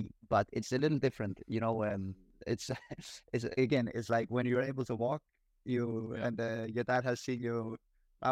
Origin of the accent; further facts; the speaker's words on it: Denmark; moved away as an adult; also born or lived in Italy; now in Kuala Lumpur, Malaysia; I am from Denmark